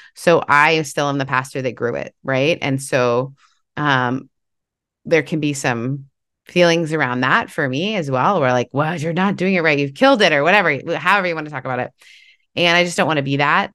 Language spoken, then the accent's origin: English; Canada; I grew up in Canada